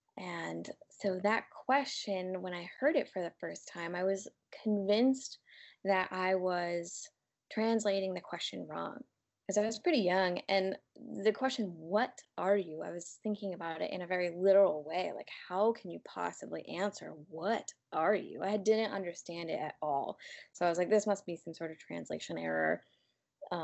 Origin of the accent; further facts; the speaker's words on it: United States; Whereas as I got older, growing up in the United States